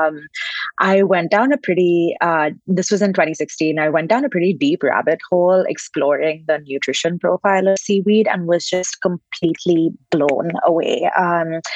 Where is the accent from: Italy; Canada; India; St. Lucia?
India; Bangalore, Karnataka; moved away as an adult; now in United States; So I'm originally from India. I grew up in Bangalore, and I moved to the States well over a decade ago to do my undergraduate degree.